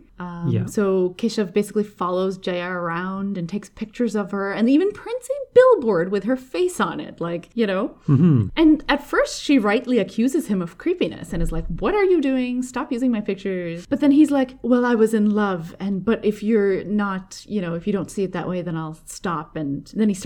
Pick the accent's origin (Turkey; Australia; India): India; I as an Indian person